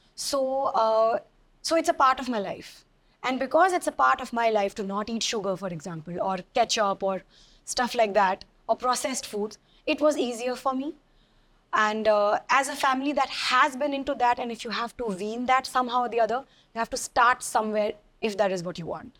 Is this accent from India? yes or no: yes; Delhi, India; I'm a girl from Delhi, so I've, you know, grown up with enough Eve teasing and catcalling